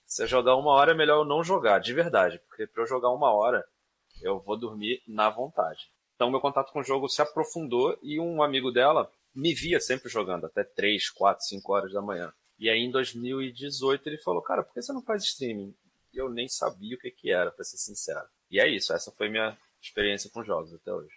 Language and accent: Portuguese; Duque de Caxias, Rio de Janeiro, Brazil; nasci em Duque de Caxias, no Rio de Janeiro